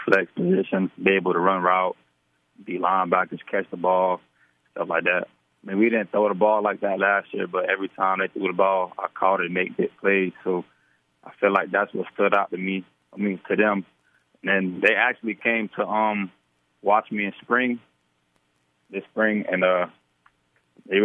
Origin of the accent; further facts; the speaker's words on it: Apopka, Florida, United States; I'm from Apopka. My family's from Apopka